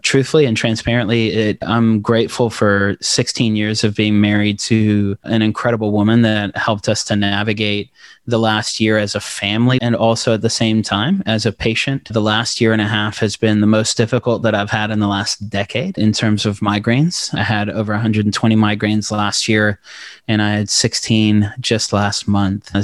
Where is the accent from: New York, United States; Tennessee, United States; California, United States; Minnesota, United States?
Tennessee, United States; Knoxville; also born or lived in South Africa / Democratic Republic of the Congo / Maryville, Tennessee; My family came over on asylum status from Congo in Zaire in the early nineties to Knoxville, Tennessee